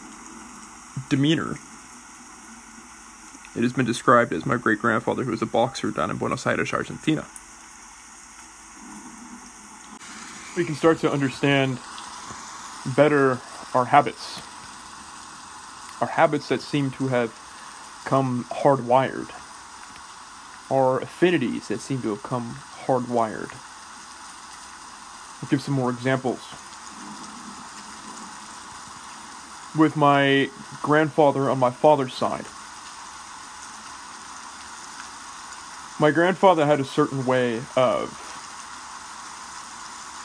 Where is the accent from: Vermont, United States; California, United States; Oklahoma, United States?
California, United States; Oakland; I grew up in Oakland, California, and I grew up with quite a bit of Californian culture, quite a bit of Oakland culture